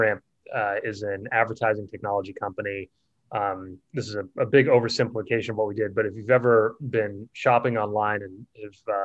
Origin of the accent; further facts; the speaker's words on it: Boston, Massachusetts, United States; moved away as an adult; also born or lived in California; I grew up in Boston and stayed there for 18 years